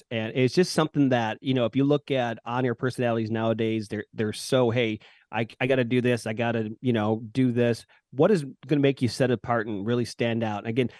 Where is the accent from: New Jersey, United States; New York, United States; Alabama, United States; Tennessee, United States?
New York, United States; Buffalo; moved away as an adult; I actually grew up here in Buffalo.